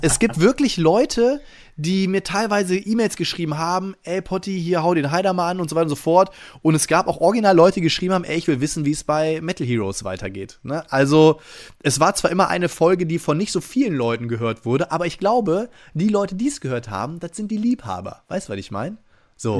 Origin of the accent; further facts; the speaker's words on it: Friedrichshafen, Baden-Württemberg, Germany; moved away; genau in Friedrichshafen, da bin ich nämlich geboren. Da komme ich ganz ursprünglich von weg